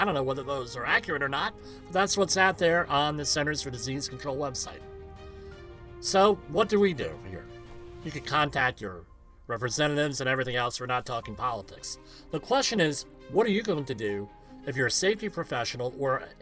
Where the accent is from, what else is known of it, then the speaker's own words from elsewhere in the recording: New Jersey, United States; I had been born and raised in New Jersey, attended New Jersey schools exclusively